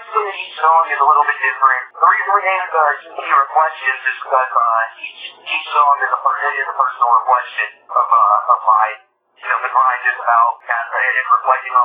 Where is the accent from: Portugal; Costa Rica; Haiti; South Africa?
Haiti; my youth growing up in Haiti